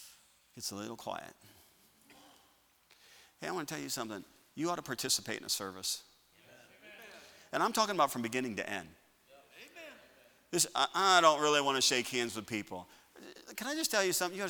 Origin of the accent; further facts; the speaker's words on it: Chicago, Illinois, United States; I'm a northerner. I'm from Chicago. I mean, just that area